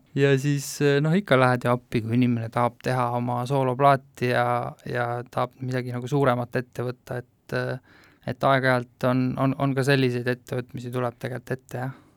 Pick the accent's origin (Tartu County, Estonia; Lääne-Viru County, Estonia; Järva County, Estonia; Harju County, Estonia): Harju County, Estonia; Tallinn; mina olen täiesti tavaline Lasnamäe kuli mm.. et lapsepõlv möödus nende, nende panelkade vahel seal kruusaplatsi peal